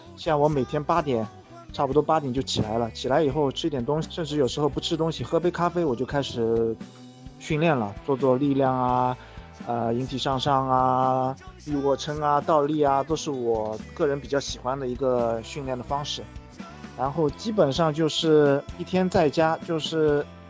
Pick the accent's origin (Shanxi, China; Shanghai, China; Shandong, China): Shanghai, China; 我来自上海，我是一名巴西柔术黑带。呃，我现在是一名全职的巴西柔术教练，在上海经营着自己的柔术训练馆